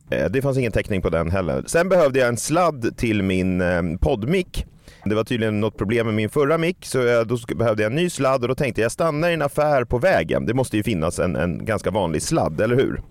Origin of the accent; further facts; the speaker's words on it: Stockholm, Stockholm County, Sweden; min hemstad